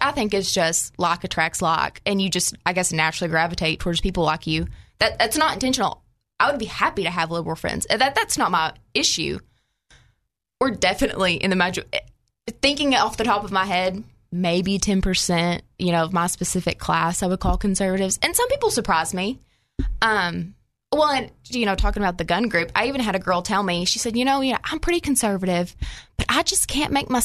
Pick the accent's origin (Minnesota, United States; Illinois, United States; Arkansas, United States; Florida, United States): Arkansas, United States; Paragould; So I lived in small town Arkansas. I'm from Paragold